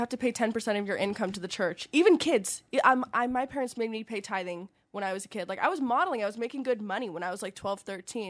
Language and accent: English; Mesa/Tempe, Arizona, United States; born or raised there; also born or lived in Seattle, Washington